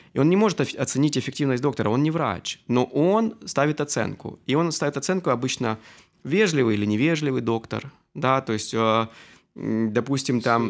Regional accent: Luhansk, Luhansk Oblast, Ukraine; moved away as an adult; also born or lived in Armenia (ancestry); now in Kyiv, Ukraine; Я действительно армянин. Сознательную жизнь я все же в Украине Э, я здесь закончил э, среднюю школу, поступил

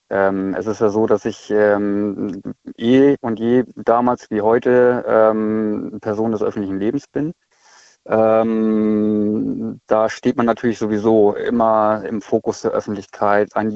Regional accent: Schleswig-Holstein, Germany; Ich komme eigentlich aus Schleswig-Holstein.

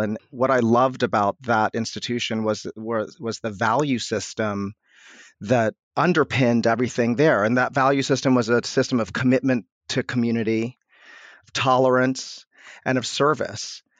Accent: Washington, District of Columbia, United States; I grew up in upper northwest D C, literally on the border between D C and Chevy Chase, Maryland.

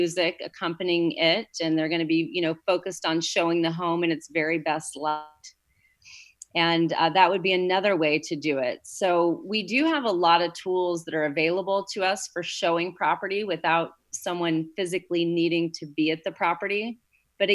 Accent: Indiana, United States; moved away as an adult; now in Santa Barbara, United States; I was born and raised in Indiana, and I came here in 2002

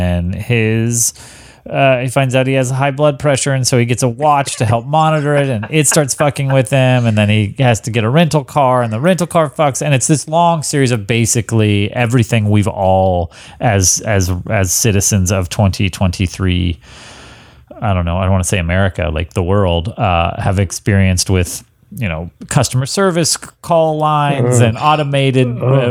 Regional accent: Texas, United States; I grew up in Texas.

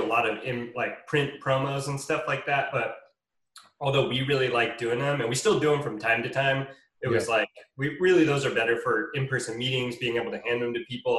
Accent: Bay Area, just outside of San Francisco, California, United States; now in Los Angeles, United States; I grew up in the Bay Area just outside of San Francisco

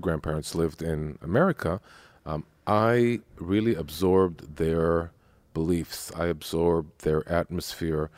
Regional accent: Jerusalem, Jerusalem District, Israel; I was born and raised in Jerusalem.

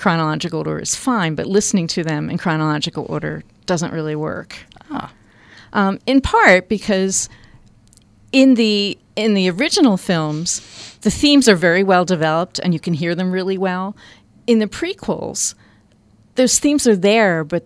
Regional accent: Philadelphia, Pennsylvania, United States; moved away; I grew up in Philadelphia. You don't hike, you live in Philadelphia.

